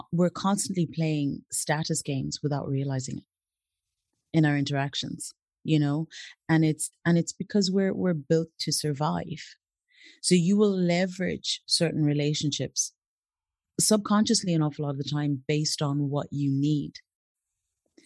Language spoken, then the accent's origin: English; Zimbabwe; moved away as an adult; also born or lived in Brazil; now in Ireland; I grew up in Zimbabwe, did all my schooling over there.